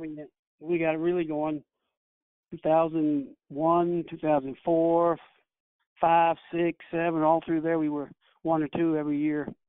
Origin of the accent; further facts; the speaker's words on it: Kentucky, United States; now in Mouth of Wilson, United States; I'm from Kentucky